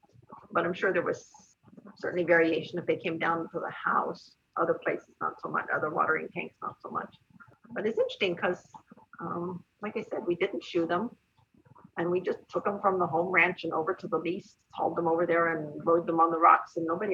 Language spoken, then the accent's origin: English; New Mexico, United States; moved away; also born or lived in Washington; Where we grew up in New Mexico